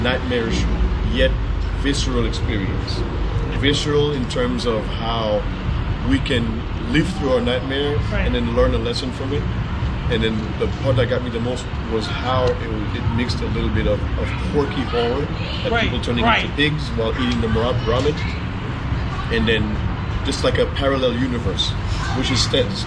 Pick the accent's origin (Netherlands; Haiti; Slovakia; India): Haiti; moved away; also born or lived in Miami; I'm from Haiti originally. I lived in Miami